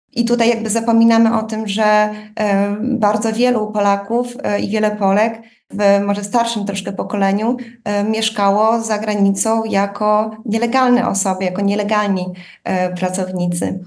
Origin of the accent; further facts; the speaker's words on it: Łomża, Podlaskie Voivodeship, Poland; now in Berlin, Germany; chodząc do e, szkoły podstawowej w Łomży na Podlasiu